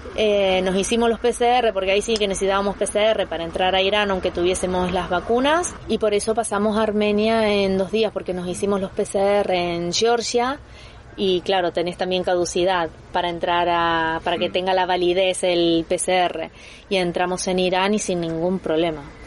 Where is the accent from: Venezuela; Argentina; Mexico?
Argentina; now in Andorra; nosotros somos argentinos